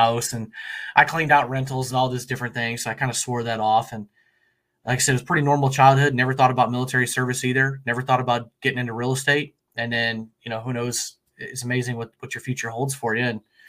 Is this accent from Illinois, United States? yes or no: yes; Central Illinois, United States; I'm from Central Illinois, born and raised here